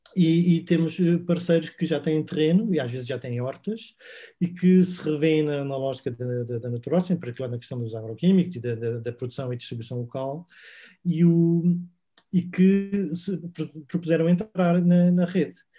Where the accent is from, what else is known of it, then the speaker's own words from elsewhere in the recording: Sintra, Lisbon, Portugal; nós somos de Sintra, vivemos na zona de Colares